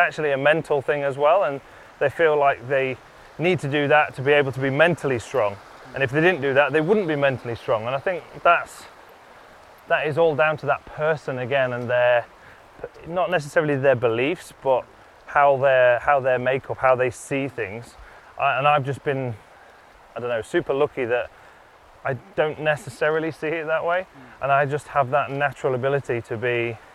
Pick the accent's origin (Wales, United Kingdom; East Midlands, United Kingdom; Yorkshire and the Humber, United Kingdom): East Midlands, United Kingdom; Lincolnshire; I was born in the Midlands, moved to the East Coast in Lincolnshire